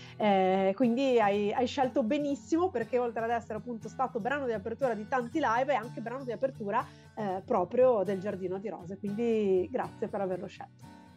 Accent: Genoa, Liguria, Italy; now in Lingueglietta, Italy; io sono genovese ho vissuto a Genova fino ai 26 anni d'età

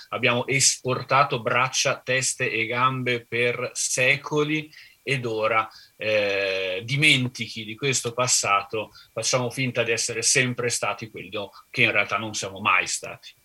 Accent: Trentino-Alto Adige, Italy; a casa mia, sono trentino

